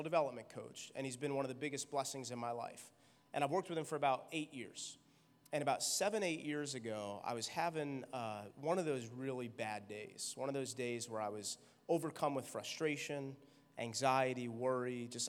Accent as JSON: {"language": "English", "region": "New York", "country": "United States", "said": "I'm a New Yorker"}